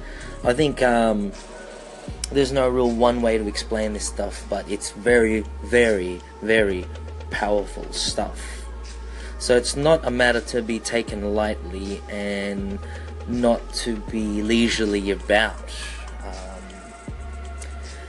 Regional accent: Australia; also born or lived in Philippines; being Filipino Australian

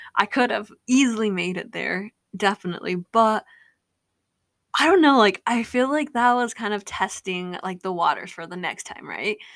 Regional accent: Utah, United States; I'm from Utah

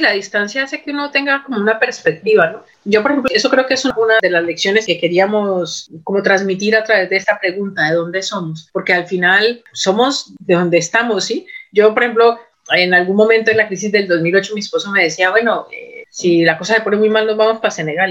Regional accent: Buga, Valle del Cauca, Colombia; moved away as an adult; also born or lived in Palmira / Tuluá / Cali / Bogotá; now in Las Palmas de Gran Canaria, Spain; yo nací en una ciudad que se llama Palmira, en el Valle del Cauca, pero nunca viví en esa ciudad. Y yo crecí en Buga

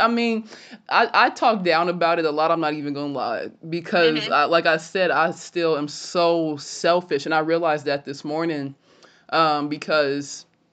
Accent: West Carrollton, Ohio, United States; born or raised there; also born or lived in Illinois

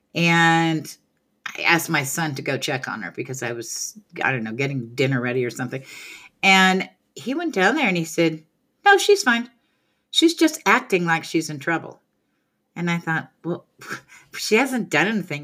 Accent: California, United States; moved away; I grew up in California

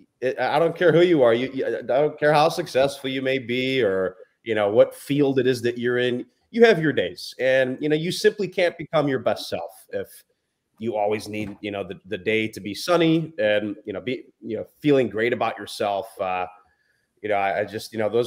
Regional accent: Chicago, Illinois, United States; I'm from Chicago.

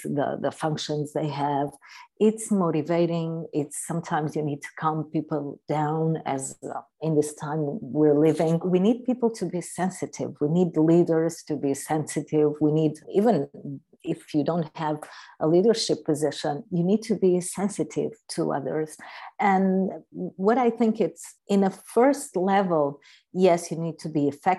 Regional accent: Algarve, Portugal; I'm from Portugal. I'm from the Algarve in the south of Portugal

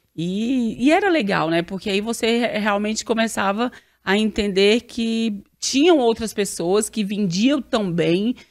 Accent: Arinos, Minas Gerais, Brazil; accent: mineiro; moved away as an adult; eu sou mais do interior, sou do noroeste de Minas. E quando eu me formei lá, segundo grau, a cidade bem pequena

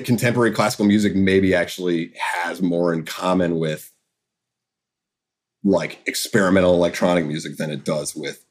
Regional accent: United States; I grew up in America

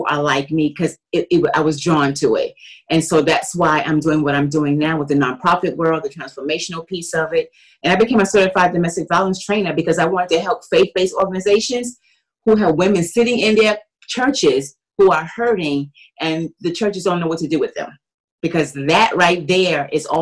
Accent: New York City, New York, United States; moved away; also born or lived in Washington, D.C.; I'm from Brooklyn, New York

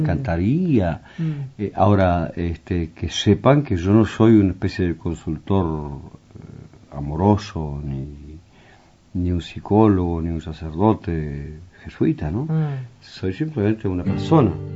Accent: Tacuarembó, Uruguay; moved away; en mi pueblo, en Tacuarembó

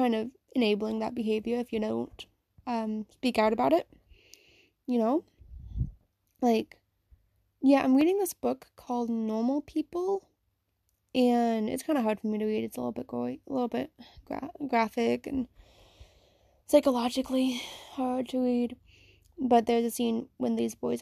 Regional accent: Virginia, United States; I'm from Virginia myself.

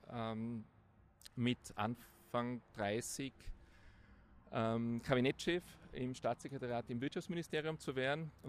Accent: Innsbruck, Tyrol, Austria; Also aufgewachsen in Innsbruck, dort zur Schule gegangen, Matura in der Handelsakademie Innsbruck, danach Studium.

